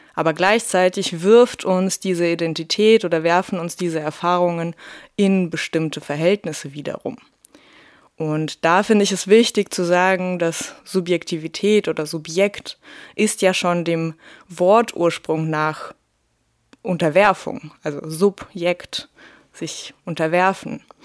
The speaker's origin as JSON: {"language": "German", "country": "Russia", "tie": "born or raised there", "moved": "yes", "said": "bei mir ging es schon in der ersten Klasse los. Da wurde ich in Russland als Deutsche beschimpft"}